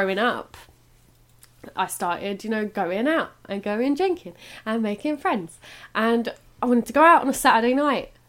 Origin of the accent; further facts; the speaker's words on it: England, United Kingdom; also born or lived in Ireland / Whitechapel, London; I was born over here, and then we went back to Ireland and moved back over to England when I was about 8 years old